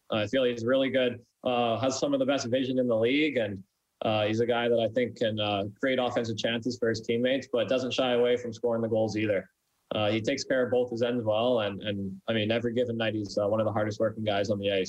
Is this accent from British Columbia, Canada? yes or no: yes; Abbotsford, British Columbia, Canada; I was uh, practicing with the Chilliwack Chiefs junior A team uh, out here, where uh, close to my hometown of Abbotsford.